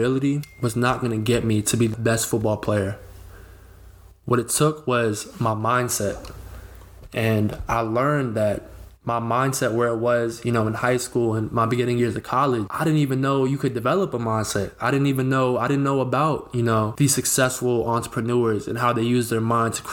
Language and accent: English; Northern Virginia, United States; also born or lived in Rhode Island; I was born and raised in Northern Virginia